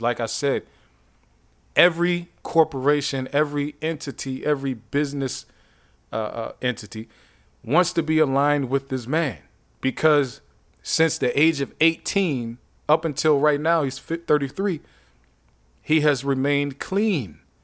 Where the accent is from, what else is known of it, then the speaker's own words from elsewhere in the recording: Youngstown, Ohio, United States; I'm from Youngstown